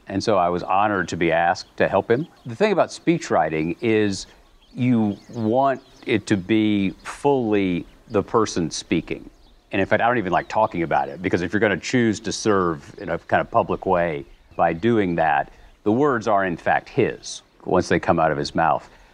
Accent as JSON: {"language": "English", "region": "the American South", "country": "United States", "said": "I'm a boringly heterosexual white Southern male Episcopalian"}